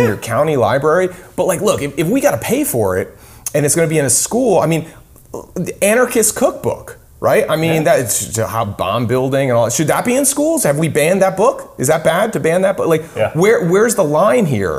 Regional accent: New England, United States; moved away; I'm from New England

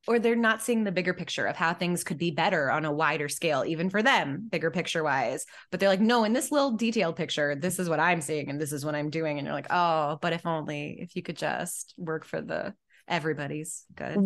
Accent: Midwest, United States; I'm from the Midwest

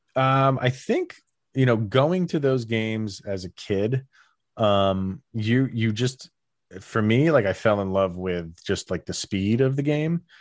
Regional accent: Albany area, New York, United States; we had the Albany Colony Yankees, which was, like, massive. Like, some of the big name guys, like, came through where I lived

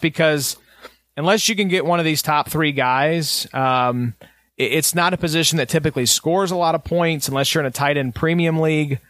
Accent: Kentucky, United States; From Kentucky

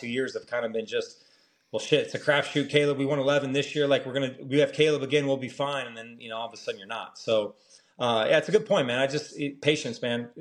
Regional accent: Orange County, California, United States; I'm from Orange County

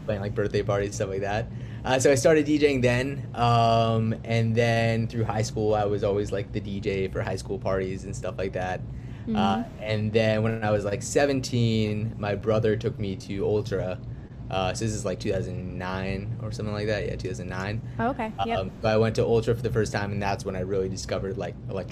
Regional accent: South Florida, United States; born and raised in South Florida, probably, like, 45 minutes from Miami or so

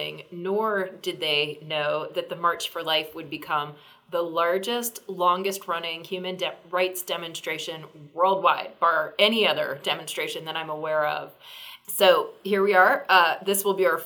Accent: Virginia, United States; my home state of Virginia

